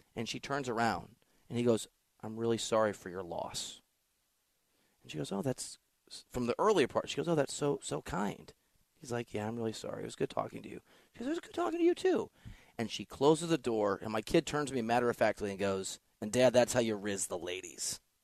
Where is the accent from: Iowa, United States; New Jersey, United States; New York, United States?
Iowa, United States; my home state, Iowa State, or Iowa